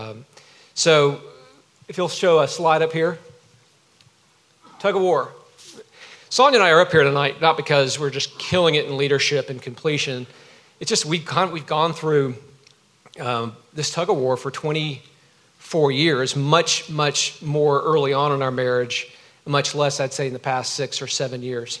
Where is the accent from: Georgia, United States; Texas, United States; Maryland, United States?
Georgia, United States; I grew up in Georgia.